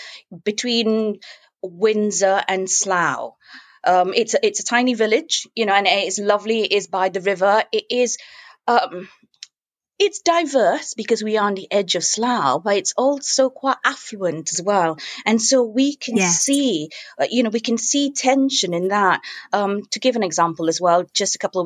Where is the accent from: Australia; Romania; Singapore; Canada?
Singapore; moved away as an adult; also born or lived in Manchester, England; now in England; I was born in Singapore. I grew up in Singapore, though I've lived in England now longer than I've lived in Singapore.